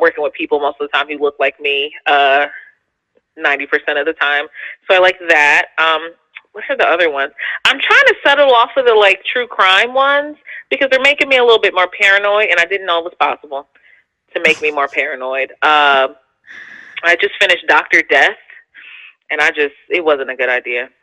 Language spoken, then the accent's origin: English; Philadelphia, Pennsylvania, United States; I'm a city girl, so like, because I'm from Philly